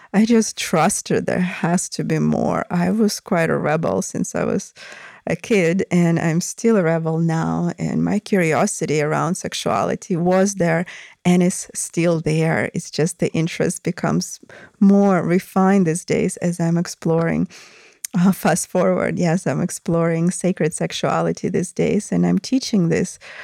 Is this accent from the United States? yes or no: no; Russia; moved away; I came from Russia